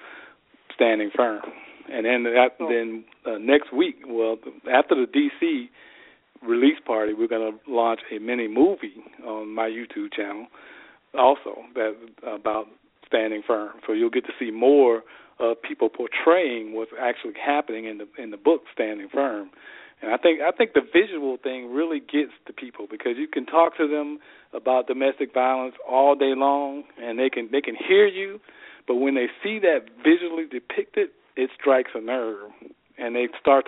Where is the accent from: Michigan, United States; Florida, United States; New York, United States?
Florida, United States; Tampa; moved away as an adult; also born or lived in Maryland; Tampa's my hometown